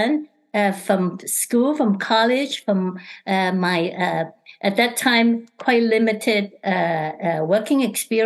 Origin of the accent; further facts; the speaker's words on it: Hong Kong; moved away; I'm originally from Hong Kong